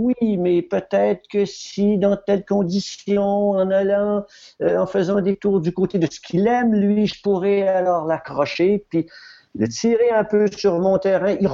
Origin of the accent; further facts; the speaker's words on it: New Brunswick, Canada; nous, on vient tous les deux du Nouveau-Brunswick, hein?